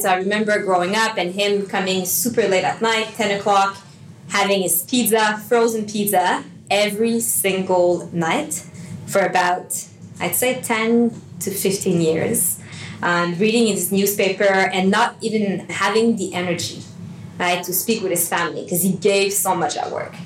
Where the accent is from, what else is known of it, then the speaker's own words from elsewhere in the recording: Montreal, Quebec, Canada; moved away as an adult; now in Sydney, Australia; I'm from Montreal. Uh, my fiance and I moved to Sydney about six years ago now